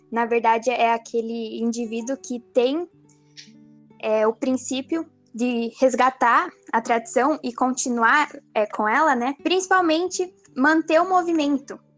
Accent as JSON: {"language": "Portuguese", "town": "São Miguel do Iguaçu", "region": "Paraná", "country": "Brazil", "said": "Sou do CTG Querente Amada, da cidade de São Miguel do Iguaçu, do oeste do Paraná. Sou filiada ao MTG Paraná"}